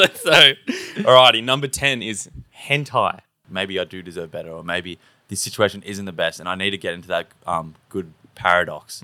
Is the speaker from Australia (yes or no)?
yes; Australia; we're not quite as Australian as everyone else